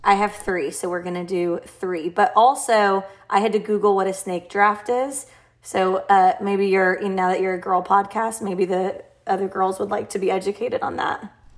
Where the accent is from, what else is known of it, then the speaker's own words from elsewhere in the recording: Nashville, Tennessee, United States; I'm from Nashville